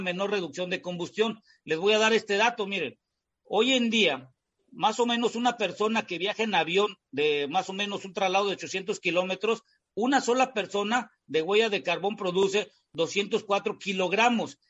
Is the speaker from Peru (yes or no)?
no; Mexico